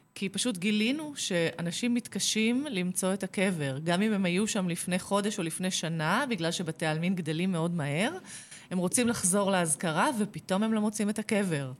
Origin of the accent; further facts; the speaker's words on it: Kfar Saba, Central District, Israel; נולדתי בכפר סבא